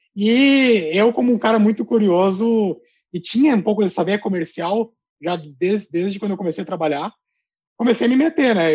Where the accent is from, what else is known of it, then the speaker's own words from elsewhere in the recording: Gaúcho, Rio Grande do Sul, Brazil; also born or lived in Colombia; como um bom gaúcho